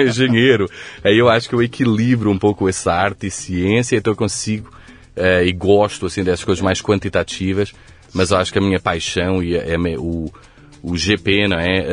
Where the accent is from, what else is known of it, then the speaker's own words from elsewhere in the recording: Coimbra, Centro, Portugal; accent: Coimbra; moved away as an adult; also born or lived in Lisbon / Rio de Janeiro; now in São Paulo, Brazil; Nasci em Coimbra. Nasci, cresci, estudei em Coimbra.